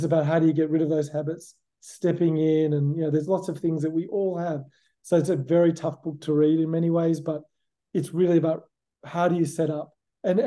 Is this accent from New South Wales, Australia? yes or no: yes; Sydney, New South Wales, Australia; now in San Diego, United States; I'm from Sydney. I was born in Sydney. I grew up in Sydney, in Australia.